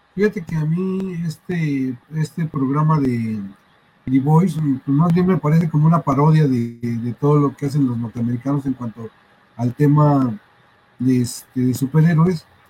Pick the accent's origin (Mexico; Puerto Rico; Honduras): Mexico; yo crecí en Barrio 13